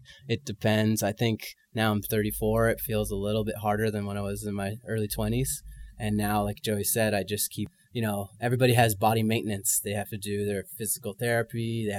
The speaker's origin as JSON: {"language": "English", "town": "San Francisco", "region": "California", "country": "United States", "tie": "born or raised there", "also_born_or_lived": "Montreal", "moved": "as an adult", "said": "I grew up in San Francisco."}